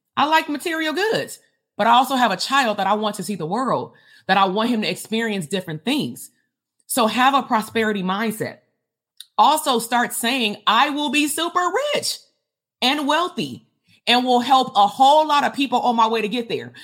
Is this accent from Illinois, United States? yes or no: no; Compton, California, United States; I'm from Compton